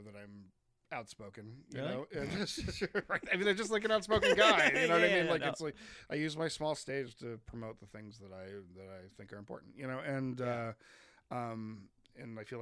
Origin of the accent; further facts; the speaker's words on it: East Coast, United States; moved away; also born or lived in Colorado; we're from the East Coast, and we were living in rural Colorado